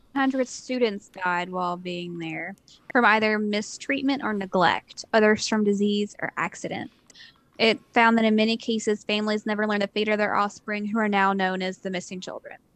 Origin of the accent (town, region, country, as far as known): Eastern Kentucky, United States